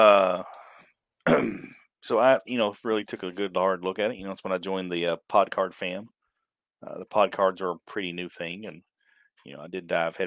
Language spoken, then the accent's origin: English; Eastern Kentucky, United States; I'm from Eastern Kentucky